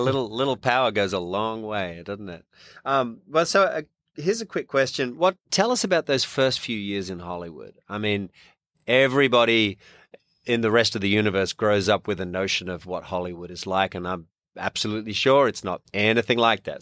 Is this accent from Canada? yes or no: no; Australia; accent: Australian; moved away as an adult; now in Louisiana, United States; Australian born and raised, just been here twenty-eight years